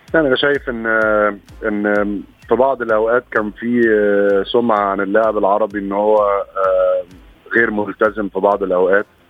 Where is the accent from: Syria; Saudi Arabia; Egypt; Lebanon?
Egypt; عندنا في مصر